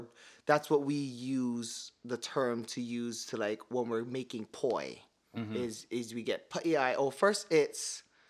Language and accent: English; Hawaii, United States; accent: Hawaiian Pidgin; first language Hawaiian Pidgin; moved away; I fly home to the state of Hawaii